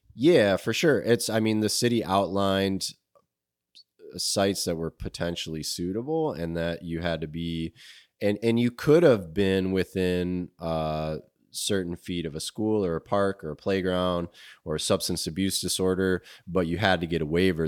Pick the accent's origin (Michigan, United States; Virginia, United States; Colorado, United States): Michigan, United States; Grand Rapids; also born or lived in Alaska; I'm from Grand Rapids